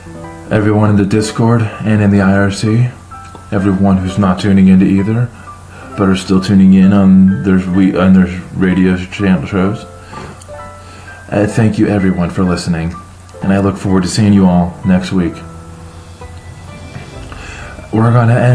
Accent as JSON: {"language": "English", "country": "United States", "said": "being American"}